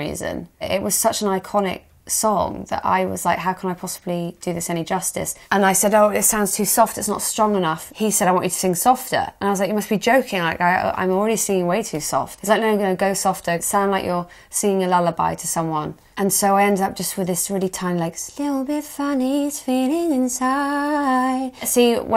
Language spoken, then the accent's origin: English; Hereford, West Midlands, United Kingdom; moved away; I went back to Hereford, back to my hometown